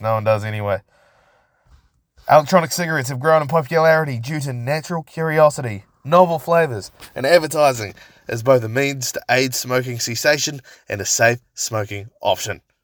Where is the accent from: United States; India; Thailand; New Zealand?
New Zealand; Christchurch, Canterbury; I grew up in Linwood. For those of you that don't know, to be specific, I grew up on Jolly Street in Linwood.